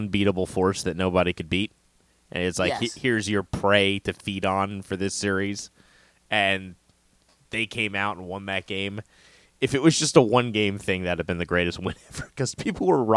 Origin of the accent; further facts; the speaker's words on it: United States; I'm American.